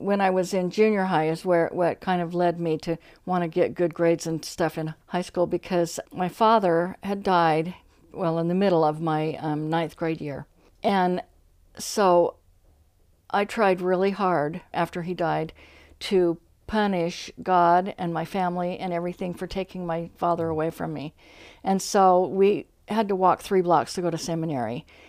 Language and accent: English; Ogden, Utah, United States; In Ogden, Utah, Washington Terrace.